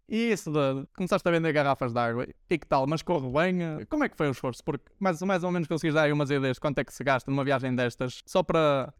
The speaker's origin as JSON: {"language": "Portuguese", "town": "Braga", "region": "Norte", "country": "Portugal", "tie": "born or raised there", "also_born_or_lived": "Poland", "said": "de Braga, da minha cidade natal"}